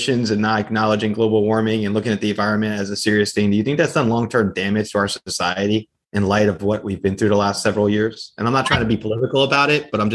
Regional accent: New Jersey, United States; I grew up in New Jersey

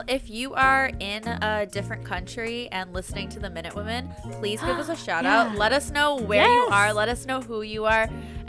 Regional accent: Canada; As young Canadian women

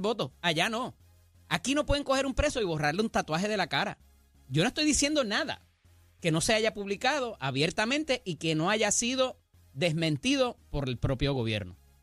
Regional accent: Puerto Rico; vivo en mi país

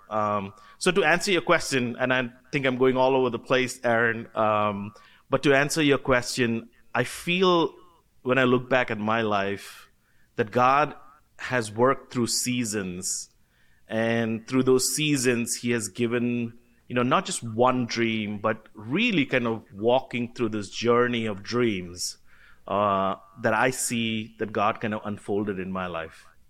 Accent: Kolkata, West Bengal, India; I was born and brought up in Calcutta, India.

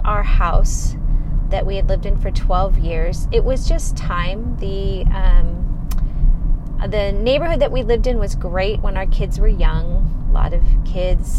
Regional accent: Arizona, United States; moved away as an adult; also born or lived in California; I'm born and raised in Arizona, so I am a native

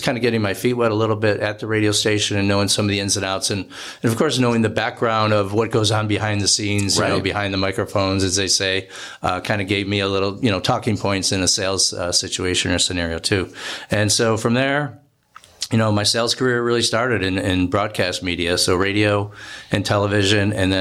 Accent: Rochester, New York, United States; moved away as an adult; also born or lived in Tampa, Florida / Milwaukee, Wisconsin; now in Phoenix, United States; I grew up in Rochester, New York

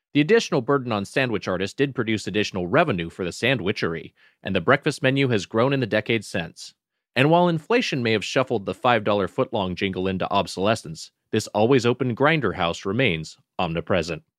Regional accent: Southern California, United States; as someone from SoCal

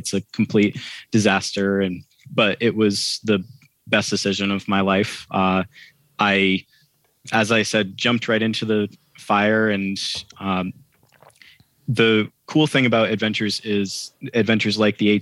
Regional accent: Maine, United States; I'm from Maine

